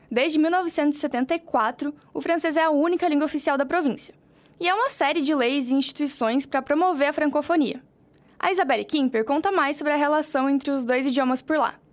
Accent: Gagnon, Quebec, Canada; me lembra quando eu era pequena em Ganhon. Depois, a mina fechou e eles fecharam a cidade.

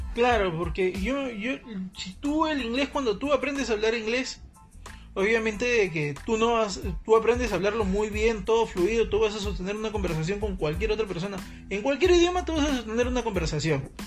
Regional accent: Peru

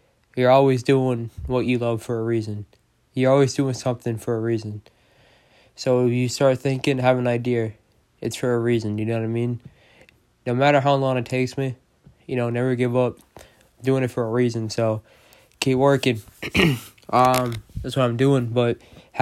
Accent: Boston, Massachusetts, United States; I'm from Boston

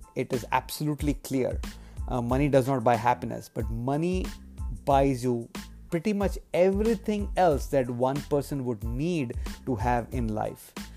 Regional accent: India; in my childhood, uh, while growing up in India

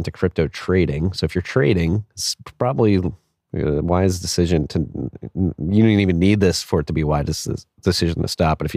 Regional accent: Jackson, Mississippi, United States; I write you from the home, my hometown of Jackson, Mississippi, where we have struggled to get past Grant and Sherman burning our benevolent city to the ground

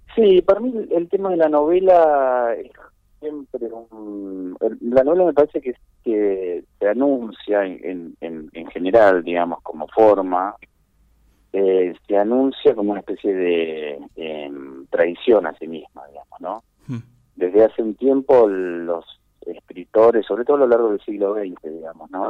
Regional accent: Esperanza, Santa Fe, Argentina; en ese mismo pueblo, en Esperanza, que es un pueblo que queda, eh, digamos, en la es la pampa gringa Santa santafesina

